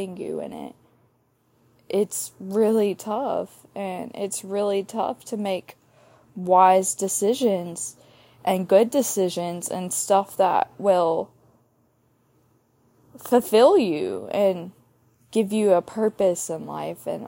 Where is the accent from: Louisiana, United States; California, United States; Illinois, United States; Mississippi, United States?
Mississippi, United States; Starkville; grew up in Starkville, Mississippi, home of the Bulldogs